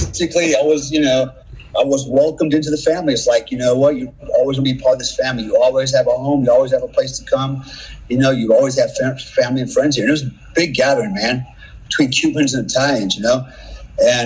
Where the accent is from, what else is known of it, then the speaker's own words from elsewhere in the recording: Germany; moved away; when I was a kid, I grew up in Germany, and I lived with my grandparents, my uncles, and my cousins, my German family a lot